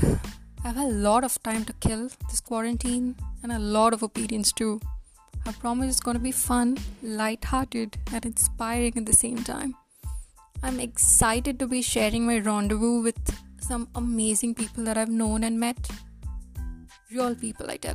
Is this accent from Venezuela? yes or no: no; India; moved away as an adult; now in Canada; I was born and brought up in India